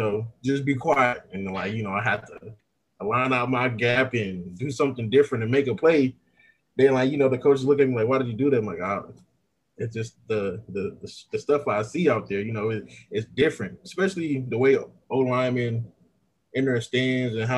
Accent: Richmond, California, United States; moved away as an adult; also born or lived in Oregon; Growing up in Richmond

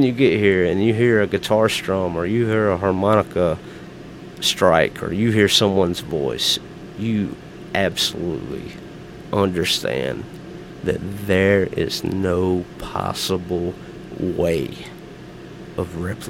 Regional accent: Alabama, United States; I'm from Alabama.

